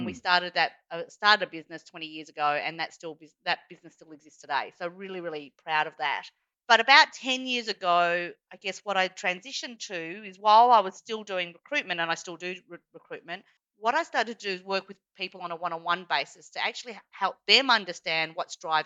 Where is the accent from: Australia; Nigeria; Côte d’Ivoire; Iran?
Australia; accent: Australian; I am Chinese by background, although born here as per my Australian accent